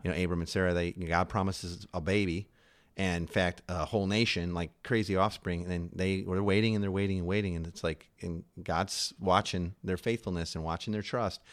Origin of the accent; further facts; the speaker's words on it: Chicago, Illinois, United States; moved away; also born or lived in New York; we're you know, originally from Chicago, but we were living in New York at the time.